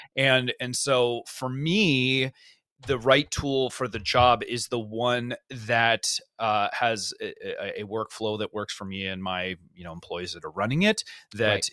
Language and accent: English; Cupertino, California, United States; I grew up in Cupertino